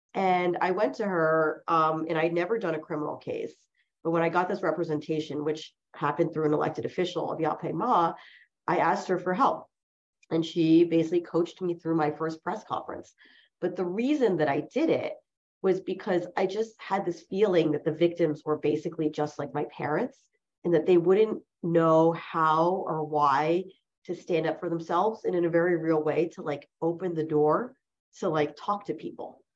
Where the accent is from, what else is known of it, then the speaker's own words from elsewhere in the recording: New Jersey, United States; first language Chinese; English is a second language; I'm from New Jersey, and I grew up in a you know relatively middle class neighborhood